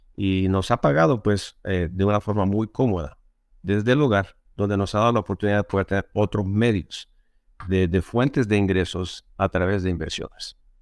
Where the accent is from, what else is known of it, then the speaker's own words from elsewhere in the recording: El Salvador; Yo originalmente soy de Salvador